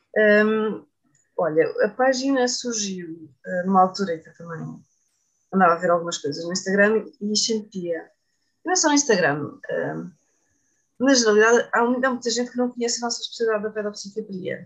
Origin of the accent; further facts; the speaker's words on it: Setúbal, Portugal; as minhas origens, onde eu cresci